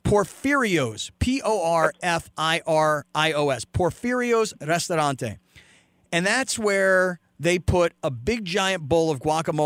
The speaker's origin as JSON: {"language": "English", "region": "California", "country": "United States", "said": "I mean, we're white boys from California"}